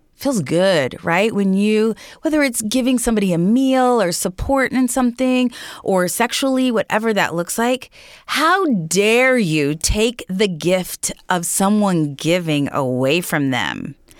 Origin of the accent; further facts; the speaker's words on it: Raytown, Missouri, United States; I come from Raytown, Missouri. So just a suburb of Kansas City